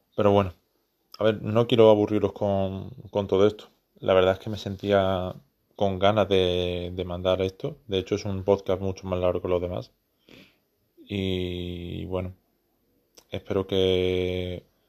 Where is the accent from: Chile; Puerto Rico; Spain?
Spain; soy español